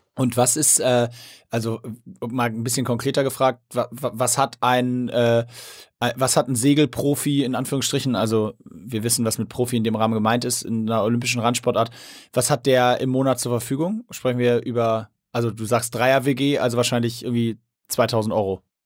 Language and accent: German; Hamburg, Germany; als Hamburger